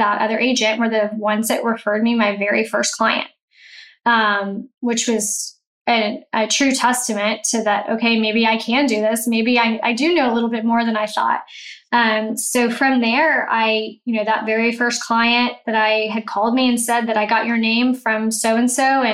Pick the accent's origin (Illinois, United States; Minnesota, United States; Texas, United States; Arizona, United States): Texas, United States; Houston; also born or lived in Baton Rouge, Louisiana; I grew up in Houston and I left to go to college. I went to Baton Rouge